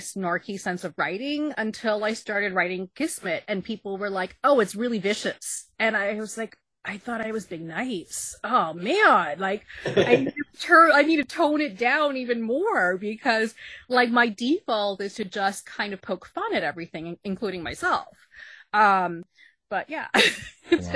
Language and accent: English; Texas, United States; moved away as an adult; also born or lived in New York; when I moved from Texas to New York